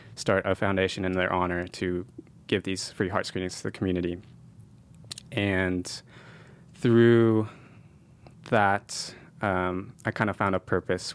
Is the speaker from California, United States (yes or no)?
yes; San Jose, California, United States; also born or lived in Japan; I moved here when I was three years old